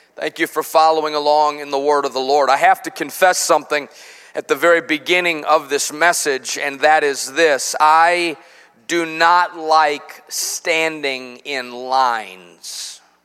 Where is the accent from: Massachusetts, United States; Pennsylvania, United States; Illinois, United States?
Illinois, United States; Chicago; now in Cabot, United States; I grew up in Chicago in the Midwest